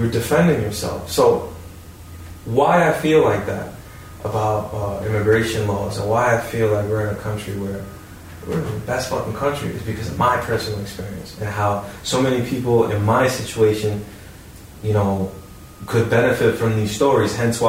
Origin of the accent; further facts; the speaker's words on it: Hackensack, New Jersey, United States; But we're from Hackensack, yeah.